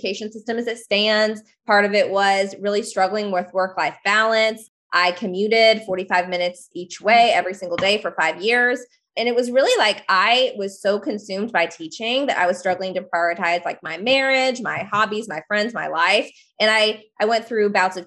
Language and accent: English; Northwest Arkansas, United States; I am from Northwest Arkansas. I live in the Ozark Mountains